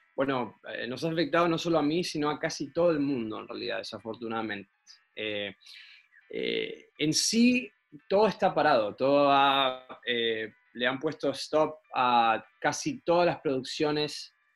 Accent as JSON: {"language": "Spanish", "country": "Argentina", "moved": "yes", "lives_now": "United States", "said": "vos sos argentino medio americano ya"}